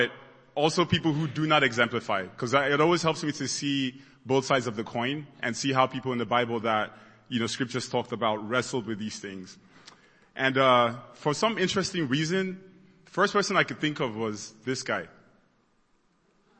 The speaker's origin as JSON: {"language": "English", "country": "Nigeria", "tie": "born or raised there", "moved": "yes", "said": "I grew up in Nigeria and I went to boarding school"}